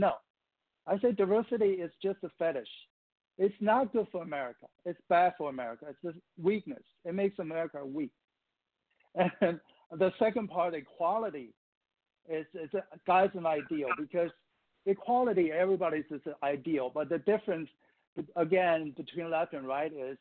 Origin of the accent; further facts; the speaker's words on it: Taiwan; moved away as an adult; now in United States; I'm an immigrant from Taiwan, which is part of China in my mind